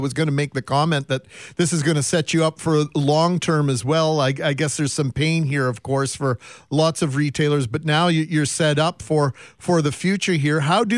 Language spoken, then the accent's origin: English; Winnipeg, Manitoba, Canada; I grew up in the West End